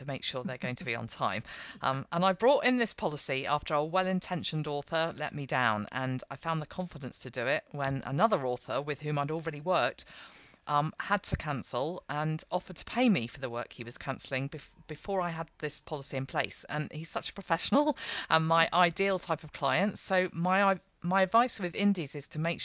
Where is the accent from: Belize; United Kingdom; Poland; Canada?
United Kingdom; England; the English one